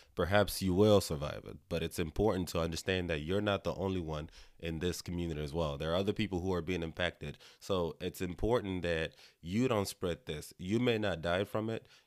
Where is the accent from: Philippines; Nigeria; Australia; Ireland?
Nigeria; now in United States; I'm Nigerian